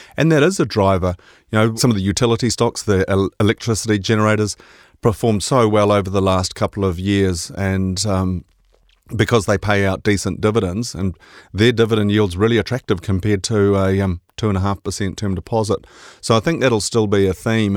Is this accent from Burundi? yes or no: no; Scotland, United Kingdom; now in New Zealand; being Scottish